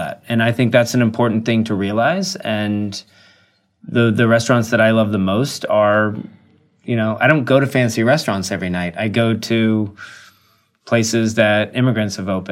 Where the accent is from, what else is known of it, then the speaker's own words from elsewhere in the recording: the South, United States; moved away as an adult; now in New York City, United States; I'm from the South